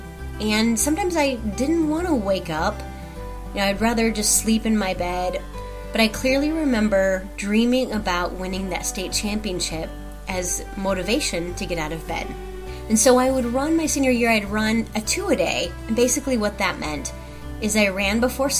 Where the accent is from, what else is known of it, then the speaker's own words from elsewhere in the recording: Sheldon, Iowa, United States; I grew up in Sheldon, Iowa